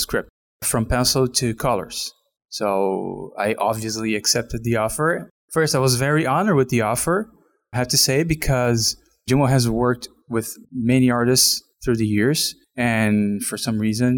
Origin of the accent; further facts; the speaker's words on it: outside of Sao Paulo, São Paulo, Brazil; I was born outside of Sao Paulo